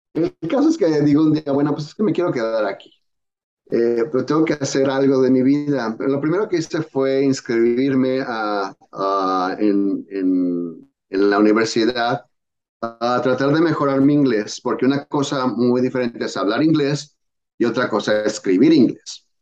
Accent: Mexico; moved away as an adult; now in United States; me vine de México

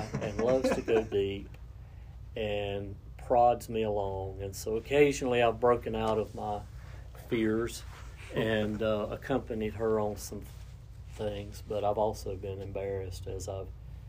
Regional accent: Cleveland County, North Carolina, United States; I grew up in the Crest District attendance zone. Graduated from Crest High School

